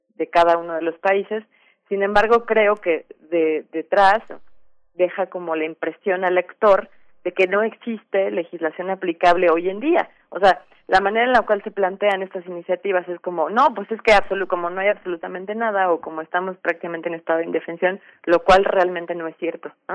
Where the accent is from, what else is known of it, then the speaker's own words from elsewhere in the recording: Mexico; importante para todos como mexicanos